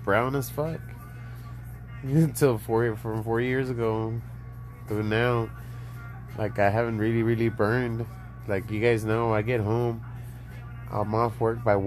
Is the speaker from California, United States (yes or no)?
no; Laredo, Texas, United States; also born or lived in San Antonio, Texas; I'm from Laredo, Texas. I'm Mexican